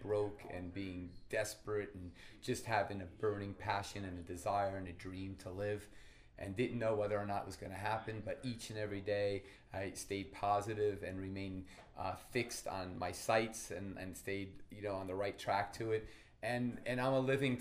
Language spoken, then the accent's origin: English; Long Island, New York, United States; now in Las Vegas, United States; I'm from Long Island as well